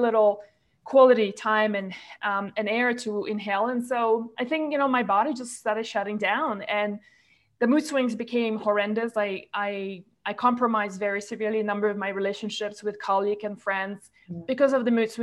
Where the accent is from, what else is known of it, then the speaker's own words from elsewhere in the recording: Malaysia; from Malaysia, where I grew up and spent most of my life